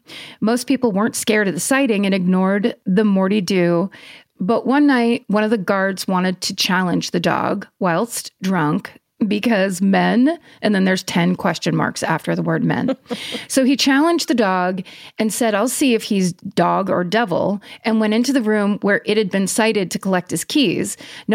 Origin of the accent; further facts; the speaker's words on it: Isle of Man; I grew up on the Isle of Man. I know where that is. Which is the tiny spit of land between England and Ireland